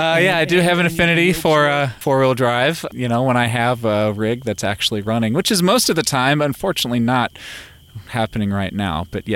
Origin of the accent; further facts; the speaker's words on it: Kentucky, United States; moved away as an adult; also born or lived in Ohio / Florida; now in California, United States; I grew up in Kentucky. I spent a little bit of my young childhood life in Ohio. I don't really have too many memories of Ohio, but I grew up in Kentucky. You know, that's a big mecca for caving